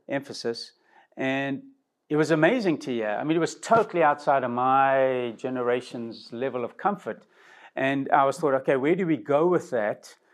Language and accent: English; South Africa; now in United States; from my original country, I came from South Africa